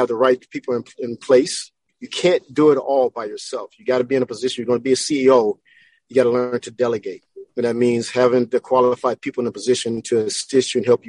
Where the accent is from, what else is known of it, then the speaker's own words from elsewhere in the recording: Texas, United States; now in Southern California, United States; I was raised in Texas